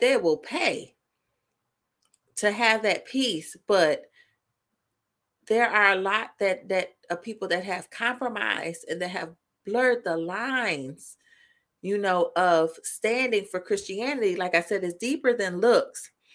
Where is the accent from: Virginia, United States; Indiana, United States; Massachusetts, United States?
Indiana, United States; Indiana, of course, my, my home state